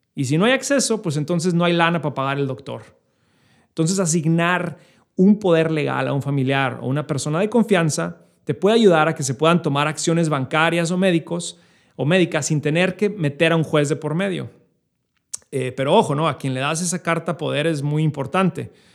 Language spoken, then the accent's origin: Spanish; Chihuahua, Mexico; now in New York, United States; yo, como mexicano, eh, creciendo en la frontera eh, en Chihuahua